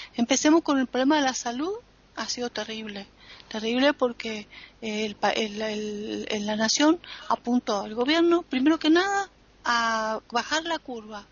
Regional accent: Argentina

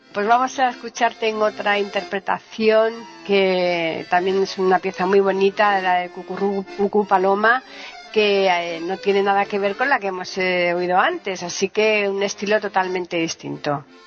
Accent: Seville, Andalusia, Spain; nosotros somos de Sevilla, pero bueno, en cualquier caso somos paisanos, ¿eh? Somos andaluces.

